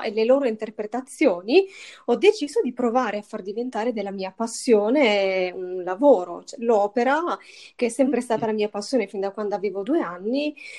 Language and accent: Italian; Matera, Basilicata, Italy; io ho 31 anni, sono di Matera, sono lucana